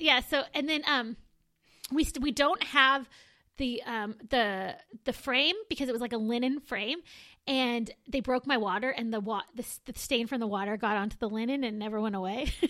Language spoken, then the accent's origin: English; Moreno Valley, California, United States; I am from Moreno Valley